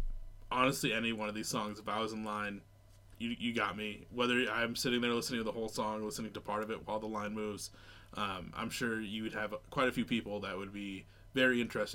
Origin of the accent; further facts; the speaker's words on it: United States; moved away as an adult; growing up in the States, where literally from where I'm at right now to where I grew up, I'm 5 hours away.